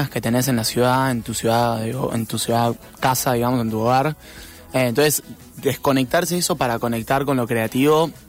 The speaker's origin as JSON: {"language": "Spanish", "country": "Argentina", "said": "como buen argentino"}